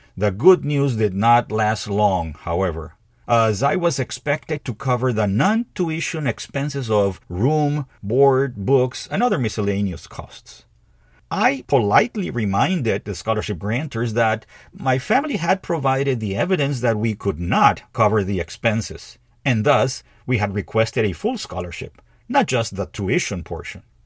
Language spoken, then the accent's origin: English; Peru; moved away as an adult; in Peru. my home country